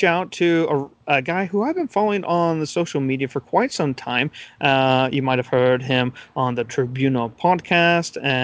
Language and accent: English; United States; As an American